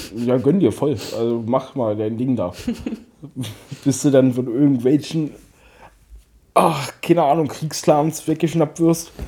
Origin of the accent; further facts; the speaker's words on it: Germany; wir Deutschen